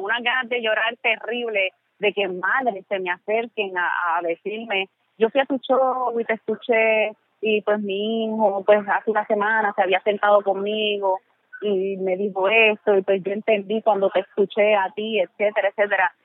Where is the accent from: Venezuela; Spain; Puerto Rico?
Puerto Rico; Canóvanas; mi pueblo de Canómana